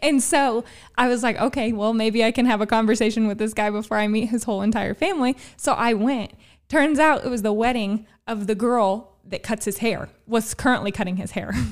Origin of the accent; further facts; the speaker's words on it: Gallatin County, Illinois, United States; also born or lived in Albion, Illinois; I am from Gallatin County.